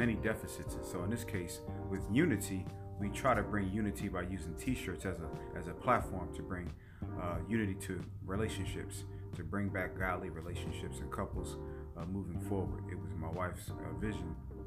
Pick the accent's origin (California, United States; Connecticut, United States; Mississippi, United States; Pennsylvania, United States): Pennsylvania, United States; Philadelphia; moved away as an adult; also born or lived in Louisiana; now in Arkansas, United States; I'm originally from Philadelphia, Pennsylvania. I've been in Arkansas for 15 years. I've been in the South for 22 years